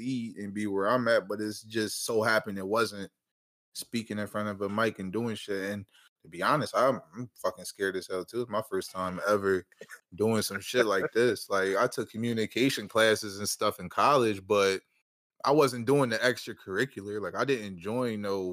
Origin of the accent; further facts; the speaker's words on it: Harrisburg, Pennsylvania, United States; moved away as an adult; now in Philadelphia, United States; I'm from Harrisburg, Pennsylvania. I live in Philly now.